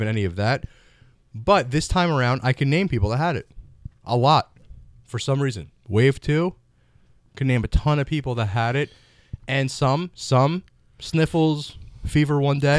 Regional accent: Florida, United States; moved away; I'm originally from Florida.

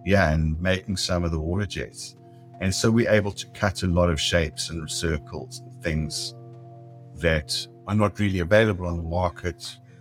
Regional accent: South Africa; moved away as an adult; now in San Diego, United States; I was born in South Africa. I immigrated um, when I was uh, 40 years old.

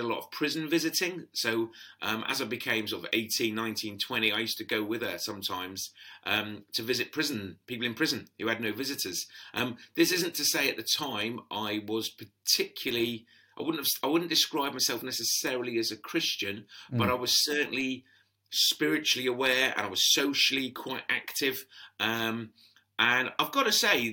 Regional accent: Sutton, London, United Kingdom; I was brought up in the London borough of Sutton in the 1970s and 80s.

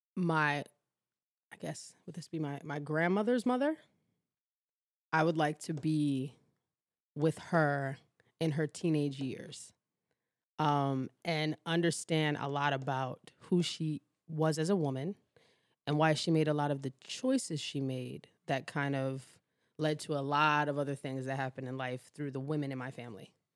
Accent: New York City, New York, United States; also born or lived in Baltimore; I was born in Baltimore, but raised in Harlem, New York.

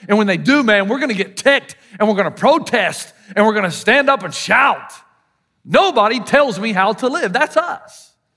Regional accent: the South, United States; accent: Southern; my Southern accent

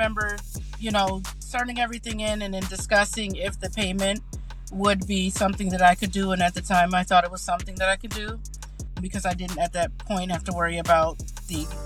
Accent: Chicago, Illinois, United States; moved away as an adult; also born or lived in Evanston, Illinois; now in Kenosha, United States; I grew up in the Chicagoland area

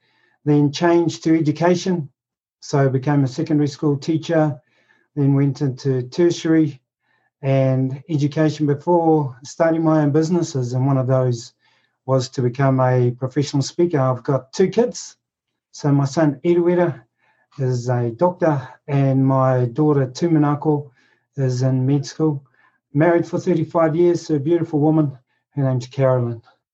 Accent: Rotorua, Bay of Plenty, New Zealand; moved away as an adult; I'm from Rotorua, which is the central North Island of New Zealand, and this is where I grew up.

